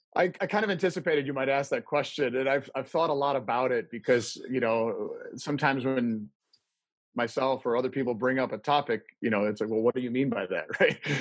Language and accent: English; Midwest, United States; moved away as an adult; also born or lived in Detroit, Michigan / St. Louis, Missouri; now in Colorado, United States; I grew up in the Midwest and, in Detroit and St. Louis, but found Colorado home in 94.